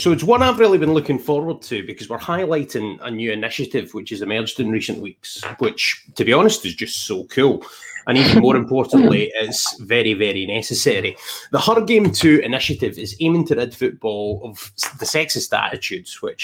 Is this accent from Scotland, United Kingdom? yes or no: yes; Scotland, United Kingdom; we are Scottish and a Welshie